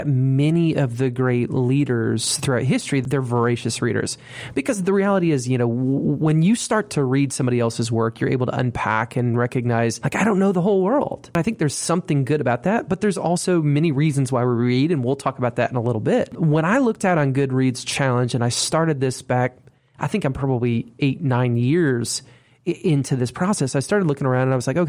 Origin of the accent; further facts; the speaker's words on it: Monroe, Southeast Michigan, United States; Lazy Boy is my hometown in Southeast Michigan